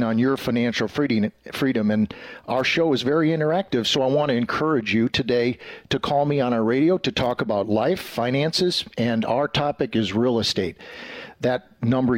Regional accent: Green Bay, Wisconsin, United States; I grew up in the Green Bay area

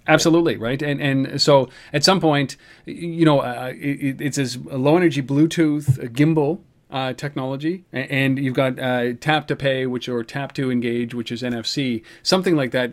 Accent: Canada; we're Canadian

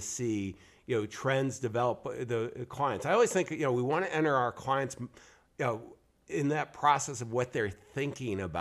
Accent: Northeast, United States; I grew up in the Northeast

